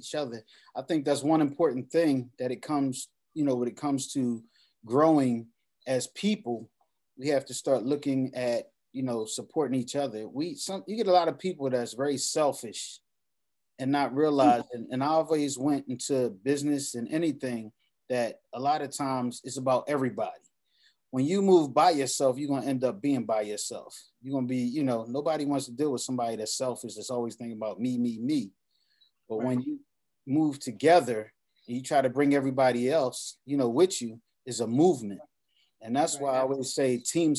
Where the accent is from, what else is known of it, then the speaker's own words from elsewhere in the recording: New York City, New York, United States; even as a young man myself growing up in Abbotsford Projects